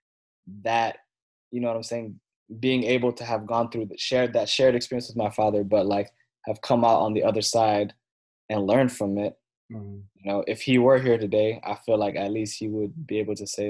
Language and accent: English; Takoma Park, Maryland, United States; also born or lived in Silver Spring, Maryland / Egypt; I was born in Tacoma Park, Maryland